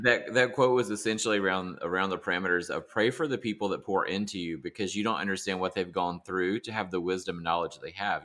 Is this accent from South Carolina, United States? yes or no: yes; South Carolina, United States; I grew up in South Carolina